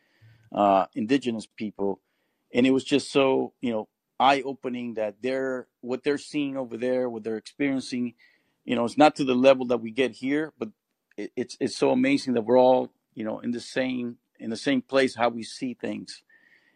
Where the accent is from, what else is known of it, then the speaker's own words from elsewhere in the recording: Bay Area, California, United States; I grew up in the Bay Area, and the Bay Area is pretty much a very good melting pot in some ways.